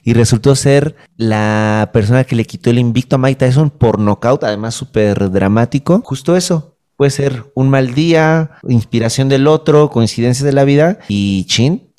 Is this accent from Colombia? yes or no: no; Mexico City, Mexico; Yo soy del, Olivar del Conde